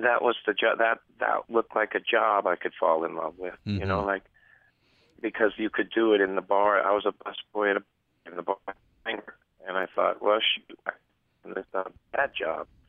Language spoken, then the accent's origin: English; Oregon, United States; moved away; also born or lived in Texas; as a kid growing up in Oregon